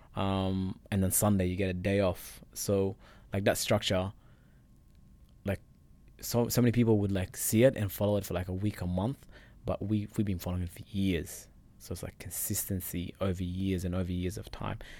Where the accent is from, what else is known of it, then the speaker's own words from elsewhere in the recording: Perth, Western Australia, Australia; English is a second language; moved away as an adult; also born or lived in Egypt; now in Richmond, Australia; I came from Perth, so I'm just a boy living in Richmond.